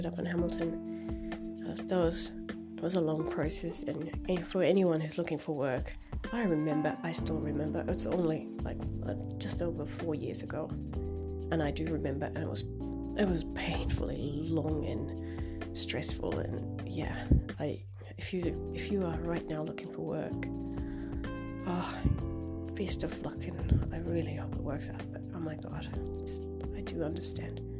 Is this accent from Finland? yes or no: yes; Finland; now in New Zealand; I'm from Finland, where everyone's salaries are like published in the newspaper